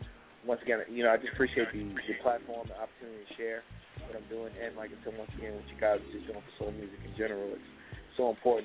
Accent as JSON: {"language": "English", "town": "Richmond", "region": "Virginia", "country": "United States", "tie": "born or raised there", "said": "December 14th. I'll be in my hometown, Richmond, Virginia."}